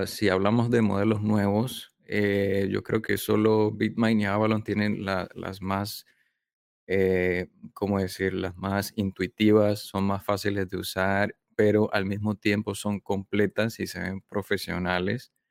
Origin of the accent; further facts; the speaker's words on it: Panama; also born or lived in southern China; now in China; yo nací en Panamá, así que yo me considero